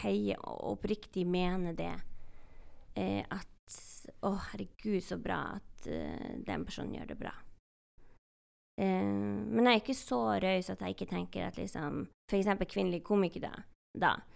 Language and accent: Norwegian; Northern Norway, Norway; jeg er samisk og fra Nord-Norge